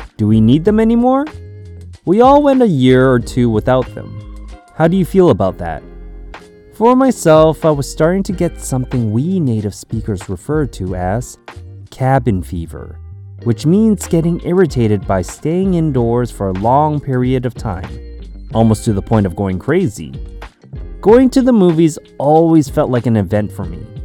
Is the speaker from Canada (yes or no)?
yes; Canada; growing up in Canada